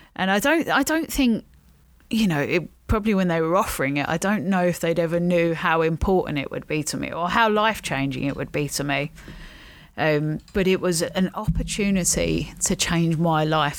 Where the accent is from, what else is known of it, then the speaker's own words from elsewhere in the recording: London, United Kingdom; also born or lived in Stockton-on-Tees, England; So at the time, we lived in a flat in Charlton. Um, we then moved to another flat in Blackheath.